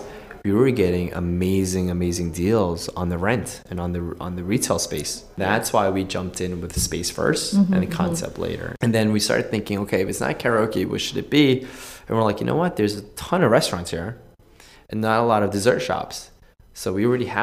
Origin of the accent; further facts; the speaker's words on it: United States; I grew up in the States